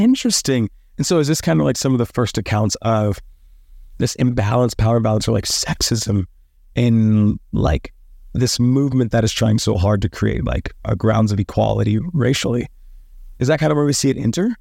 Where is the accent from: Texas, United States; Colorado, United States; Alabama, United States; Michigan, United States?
Texas, United States; Dallas; I grew up in the South